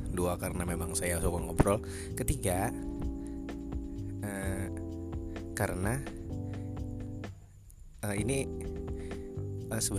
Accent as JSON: {"language": "Indonesian", "region": "South Kalimantan", "country": "Indonesia", "said": "saya dari Kalimantan Selatan ya saya anak Kalimantan saya anak daerah"}